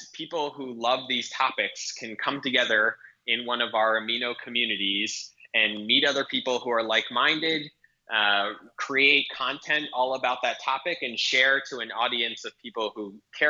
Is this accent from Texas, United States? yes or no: no; Providence, Rhode Island, United States; now in New York, United States; So I actually grew up in Providence, Rhode Island.